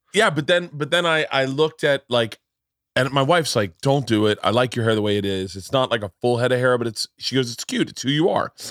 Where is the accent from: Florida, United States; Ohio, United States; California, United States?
Florida, United States; when I was a kid growing up in Florida